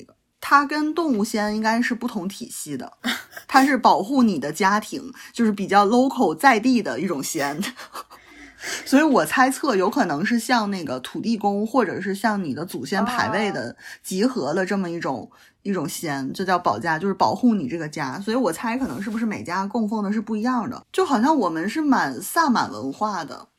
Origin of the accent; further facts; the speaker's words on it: Changchun, Jilin, China; moved away as an adult; now in Shanghai, China; 我小的时候我是长我是长影子弟嘛，就是长春电影制片厂，